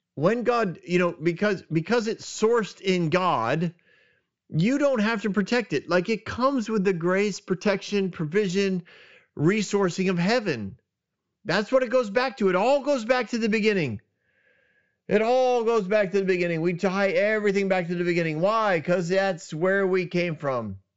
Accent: New England, United States; moved away; I grew up in New England

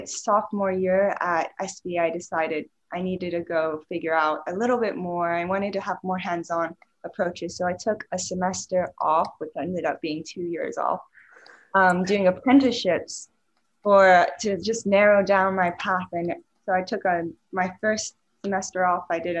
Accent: Switzerland; And I grew up in Switzerland and I always found myself very creative, like from a young age.

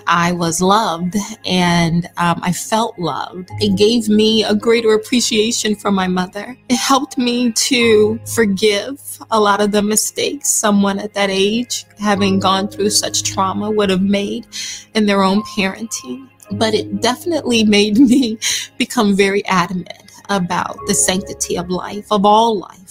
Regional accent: Nitchburg, Alabama, United States; I grew up in Southern Alabama, very rural, one-stop sign town called Nitchburg.

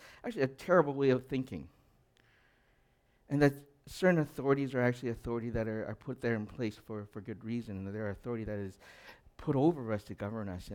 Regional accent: Edmonton, Alberta, Canada; I grew up in Edmonton

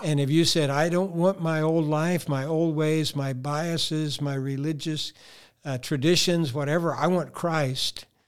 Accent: Colorado, United States

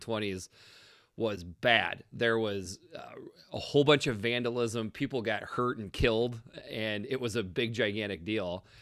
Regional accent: Iowa, United States; being from Iowa

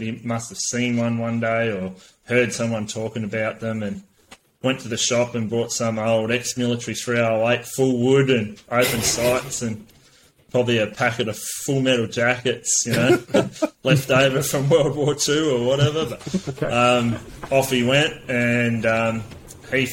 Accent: Gippsland, Victoria, Australia; born and raised in Gippsland.

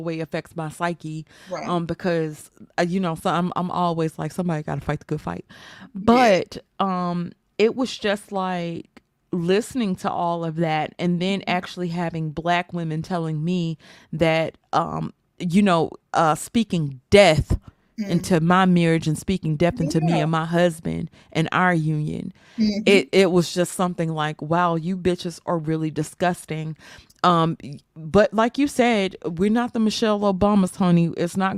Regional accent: Mississippi, United States; I'm from Mississippi

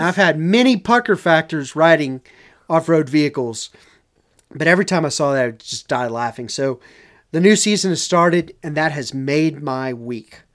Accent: Dallas, Texas, United States; accent: a little bit of a Southern accent; I come from Dallas

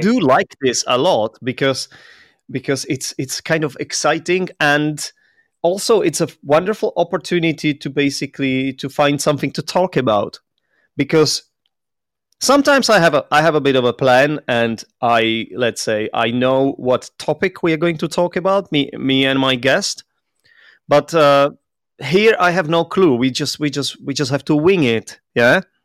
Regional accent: Czechia; English is a second language; moved away; also born or lived in London; that's where I'm from. I'm Czech

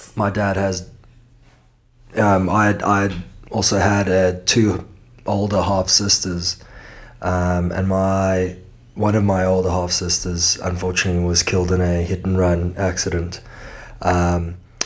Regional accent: Cape Town, Western Cape, South Africa; accent: Cape Town; moved away as an adult; also born or lived in Los Angeles, United States; now in Perth, Australia; I was in Cape Town, South Africa, where I then spent the next my formative years I spent within Cape Town.

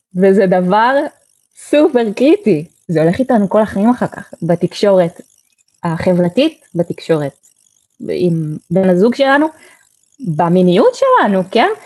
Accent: Haifa, Haifa District, Israel; אני ככה ילידת חיפה

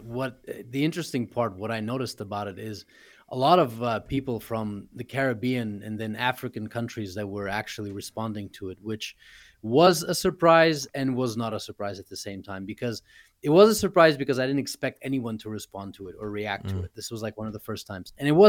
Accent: Canada; also born or lived in Moscow, Russia / Europe / United States; now in Russia; So I was born in Moscow. I was raised in Europe. I was raised in Canada. I've studied in the U.S.

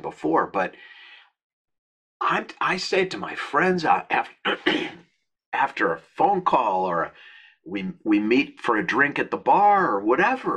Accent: Minnesota, United States; moved away; where I grew up in Minnesota

